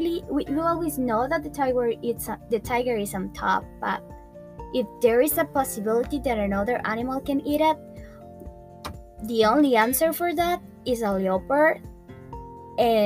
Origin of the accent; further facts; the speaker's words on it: Cali, Valle del Cauca, Colombia; moved away; I'm from Colombia, from the beautiful city of Cali.